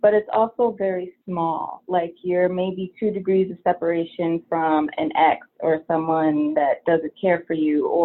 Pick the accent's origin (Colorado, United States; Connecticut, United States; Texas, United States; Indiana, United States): Connecticut, United States; moved away as an adult; now in California, United States; I'm originally from Connecticut, and it's such a different vibe back there